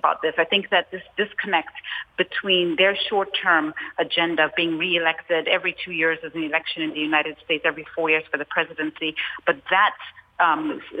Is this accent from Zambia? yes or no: yes; Zambia; moved away; I grew up in Africa at a time where my early formative years were really at a time when the government was at the center.